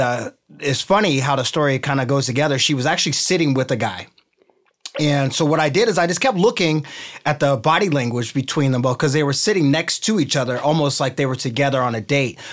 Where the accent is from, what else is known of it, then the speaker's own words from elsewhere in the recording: Ohio, United States; also born or lived in California; now in Newport Beach, United States; I'm from Ohio